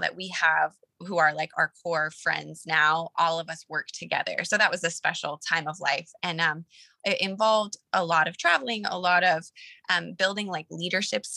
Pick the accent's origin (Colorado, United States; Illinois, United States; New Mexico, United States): Colorado, United States; moved away as an adult; also born or lived in Los Angeles; I'm from Colorado. We met in LA. We both moved there after high school